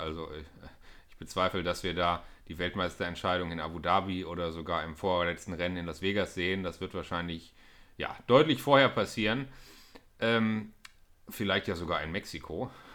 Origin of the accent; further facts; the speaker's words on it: Germany; als Deutscher